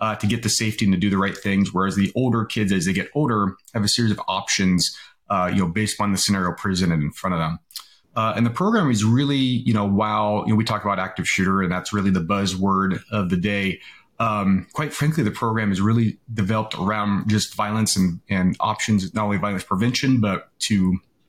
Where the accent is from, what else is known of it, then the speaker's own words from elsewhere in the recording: California, United States; I grew up in California